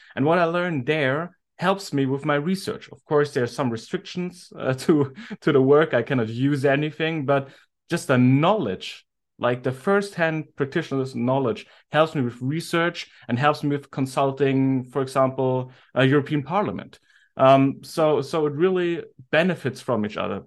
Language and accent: English; Germany; I'm from Germany